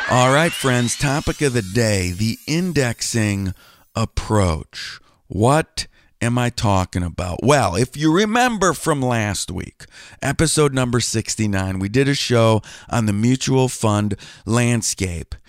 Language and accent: English; Wisconsin, United States; moved away as an adult; also born or lived in Cincinnati, Ohio; I grew up in Wisconsin